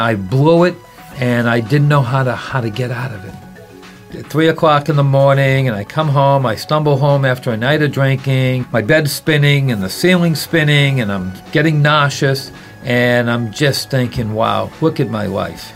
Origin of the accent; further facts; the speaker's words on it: Boston, Massachusetts, United States; moved away; also born or lived in San Francisco; I was born and raised in Boston, Massachusetts